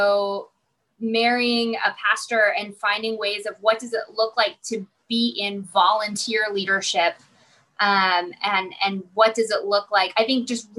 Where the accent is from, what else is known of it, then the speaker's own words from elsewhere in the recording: Mount Vernon, Illinois, United States; moved away as an adult; also born or lived in Lincoln, Illinois; So I am from Mount Vernon, Illinois. So a small town in southern Illinois, of about 15,000.